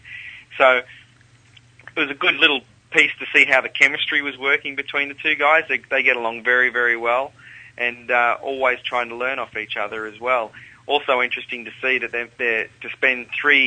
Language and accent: English; Canberra, Australian Capital Territory, Australia; also born or lived in Sydney; now in Melbourne, Australia; I grew up in Canberra and lived in Sydney and now in Melbourne